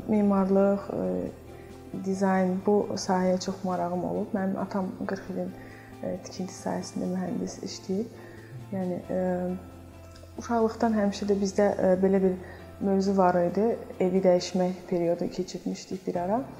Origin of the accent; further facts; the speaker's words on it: Baku, Azerbaijan; also born or lived in Zardab / Florence, Italy; Zərdəb şəhərində doğulmuşam. Bakıda böyümüşəm.